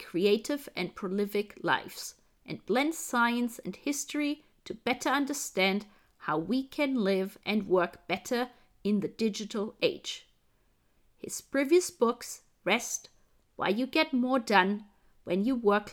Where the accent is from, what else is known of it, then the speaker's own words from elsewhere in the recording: Germany; Being German